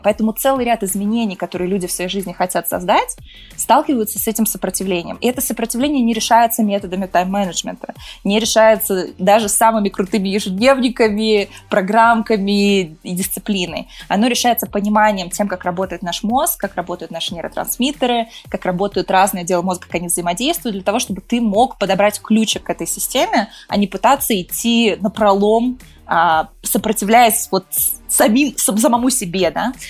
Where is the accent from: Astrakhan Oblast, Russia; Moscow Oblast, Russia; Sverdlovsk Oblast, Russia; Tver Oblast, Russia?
Moscow Oblast, Russia; Balashikha; moved away as an adult; now in United States; Я родилась, выросла в России, сейчас живу в Штатах